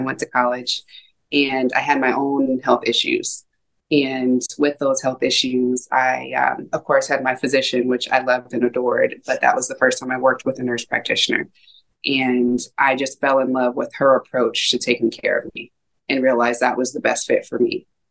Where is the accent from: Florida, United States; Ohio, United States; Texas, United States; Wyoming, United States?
Ohio, United States; also born or lived in San Diego, California / California; now in Washington, United States; I grew up mostly in Ohio. Um, was born in San Diego, California, and I've lived in California twice as an adult.